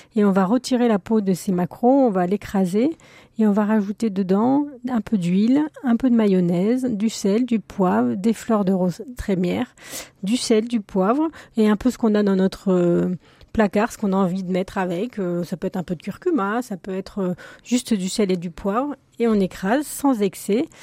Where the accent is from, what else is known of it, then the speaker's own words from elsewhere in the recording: the West, western France, France; je suis originaire de l'Ouest